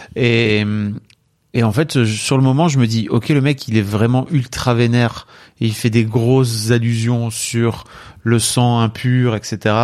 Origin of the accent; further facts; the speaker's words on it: the North, Hauts-de-France, France; je suis du Nord.